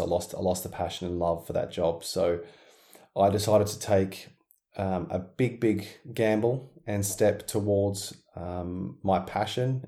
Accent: Perth, Western Australia, Australia; I was very very busy in my in my hometown Perth, Western Australia

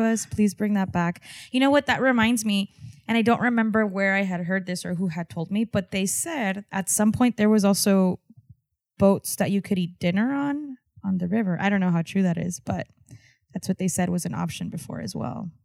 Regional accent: Texas border, United States; being on la frontera and looking the way that I look, white passing, and being a fusion of, of what that was, right? I'm Mexican, I'm American, I'm Texan

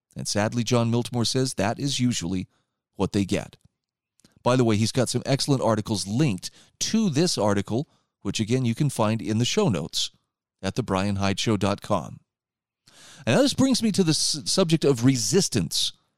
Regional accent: Utah, United States; my home state of Utah

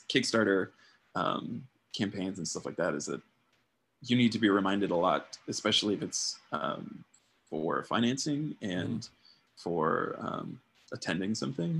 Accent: Tucson, Arizona, United States; my hometown, Tucson, Arizona

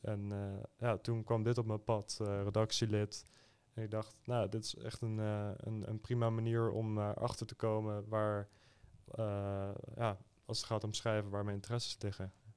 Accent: Schiedam, South Holland, Netherlands; Ik kom zelf uit Schiedam

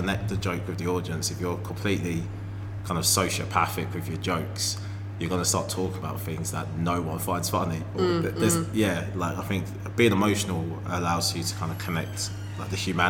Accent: Harlow, East of England, United Kingdom; also born or lived in Birmingham; parents are Jamaican, okay, but I grew up in Essex.

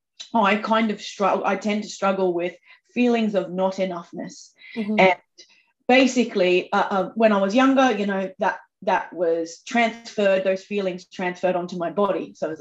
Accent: Australia; I'm from Australia, so I am quite sweary

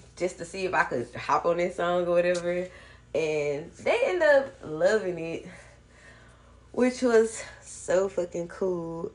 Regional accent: Memphis, Tennessee, United States; I'm from Memphis

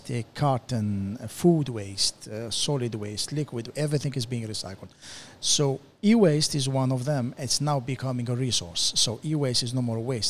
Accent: Amsterdam, North Holland, Netherlands; moved away as an adult; also born or lived in UAE; now in United Arab Emirates; I'm from Amsterdam. Been here in the UAE for the last 14 years

